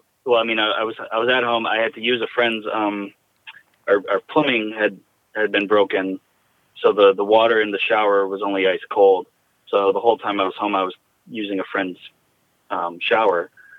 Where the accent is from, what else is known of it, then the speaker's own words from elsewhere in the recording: Jackson, United States; the hospice in my hometown in Jackson was, I mean, they were just incredible